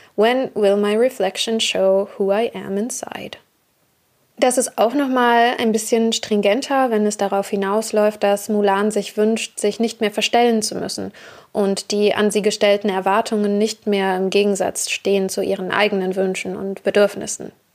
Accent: Germany; ich selbst bin eine weiße Deutsche, geboren und aufgewachsen in Deutschland

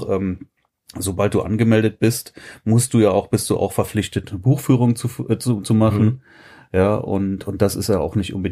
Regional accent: Frechen, North Rhine-Westphalia, Germany; ich bin ja kein Kölner, ich bin ja Frechner.

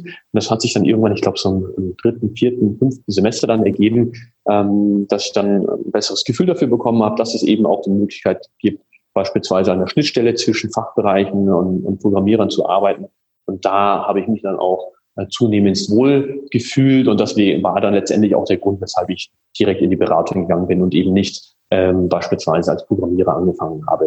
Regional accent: Munich, Bavaria, Germany; also born or lived in Hanover; bin in München aufgewachsen

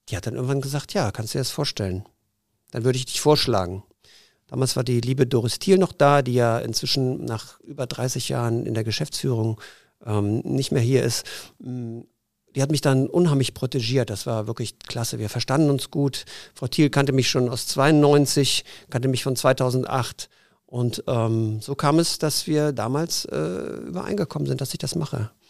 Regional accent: Zurich, Switzerland; born there; Ich bin ja halber Schweizer und äh, bin in Zürich geboren, strebe immer noch die Schweizer zweite Staatsbürgerschaft Schweiz an.

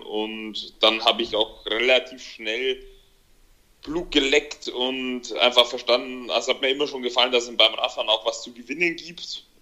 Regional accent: Germany; hier bei uns in Deutschland, in Europa

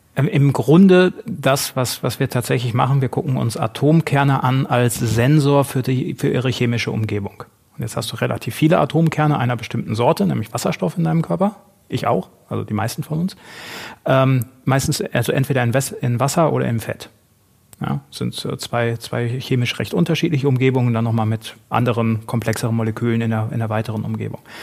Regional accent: North Rhine-Westphalia, Germany; moved away as an adult; also born or lived in Essen; wollte dann ein bisschen wieder in Richtung alte Heimat. Ich komme aus Südwestfalen

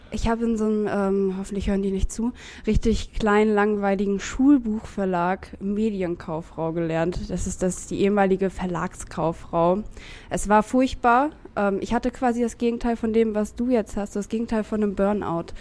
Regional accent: Lübeck, Schleswig-Holstein, Germany; moved away as an adult; now in Hamburg, Germany; ich komme aus Lübeck

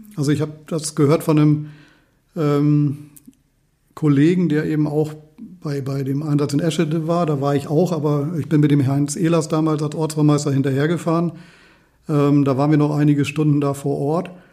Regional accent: Walsrode, Lower Saxony, Germany; gebürtiger Walsroder

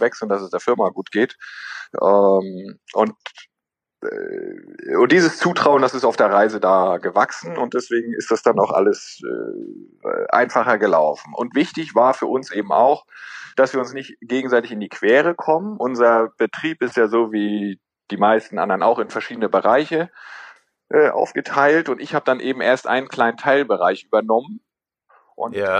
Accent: Northern Germany, Germany; moved away as an adult; also born or lived in Tübingen; now in Schwerin, Germany; wir kommen ja beide aus dem Norden

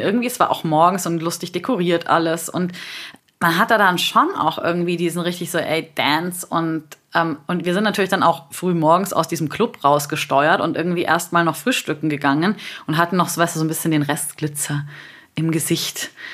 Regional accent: Bavaria, Germany; now in Berlin, Germany; ich bin aus Bayern

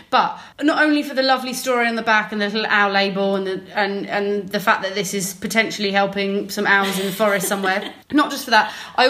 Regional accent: Surrey, South East England, United Kingdom; moved away; usually when I'm visiting my hometown in Surrey.

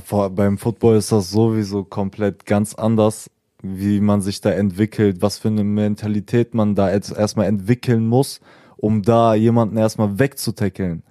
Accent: Salzgitter, Lower Saxony, Germany; bei uns in Salzgitter-Lebenstedt

